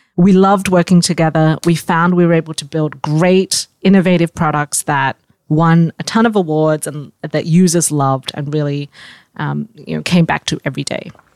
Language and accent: English; Australia; moved away as an adult; also born or lived in Singapore; now in United States; I was born in Singapore. I grew up in Australia and moved to the U S